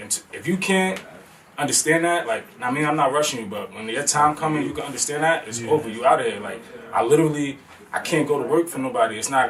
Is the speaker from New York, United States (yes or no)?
yes; Elmsford, New York, United States; From Penn Street, Huntsville, you know what I'm saying? One square mile, little half a block.